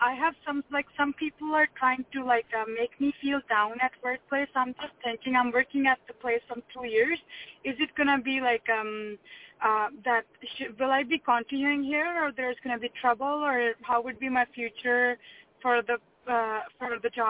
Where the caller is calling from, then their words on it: Canada; from Canada.